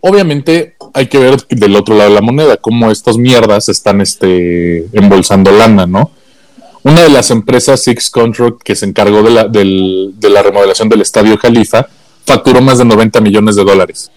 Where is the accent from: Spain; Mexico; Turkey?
Mexico; como mexicanos